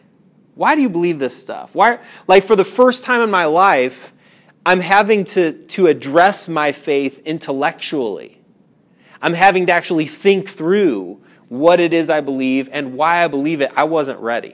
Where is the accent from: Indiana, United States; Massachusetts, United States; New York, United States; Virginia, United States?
Indiana, United States; I grew up in Indiana, a lot of industry where I grew up.